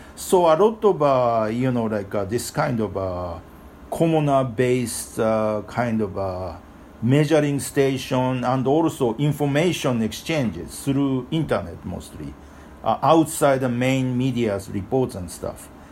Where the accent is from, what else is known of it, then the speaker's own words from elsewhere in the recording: Japan; now in New York, United States; I was born in Japan, but I live in Japan, uh, uh live in New York for uh, many, many years